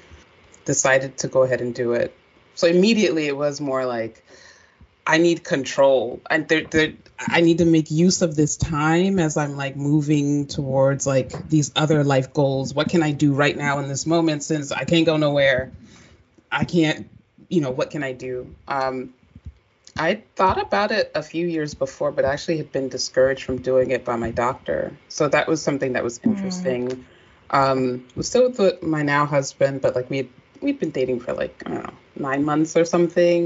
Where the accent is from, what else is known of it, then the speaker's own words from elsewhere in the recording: Maryland, United States; we're both from Maryland